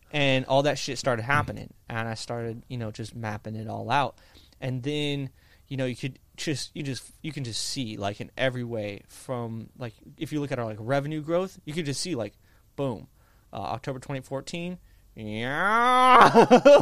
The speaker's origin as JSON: {"language": "English", "region": "Indiana", "country": "United States", "tie": "born or raised there", "said": "I grew up in Indiana"}